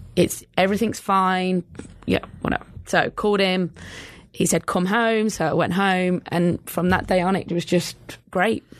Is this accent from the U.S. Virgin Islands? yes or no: no; England, United Kingdom; moved away; growing up in England